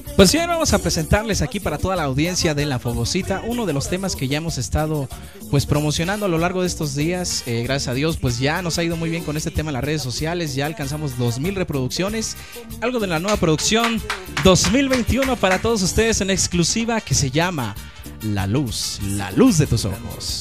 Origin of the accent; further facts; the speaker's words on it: Santo Domingo de Guzmán, Oaxaca, Mexico; moved away; Nosotros vinemos, así como dicen ustedes, directamente desde la República Hermana de Santo Domingo de Guzmán, Huaca, México